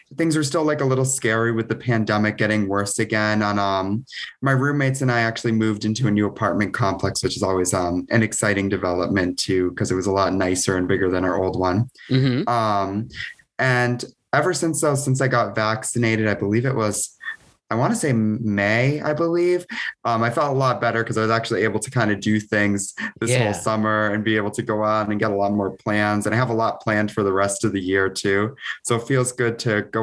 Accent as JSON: {"language": "English", "region": "Connecticut", "country": "United States", "said": "we're from Connecticut"}